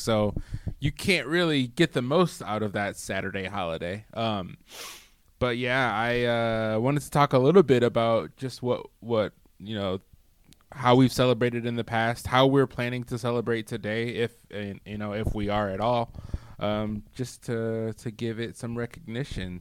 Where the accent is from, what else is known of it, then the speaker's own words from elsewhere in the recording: Michigan, United States; moved away as an adult; I grew up in the Midwest. I grew up in Michigan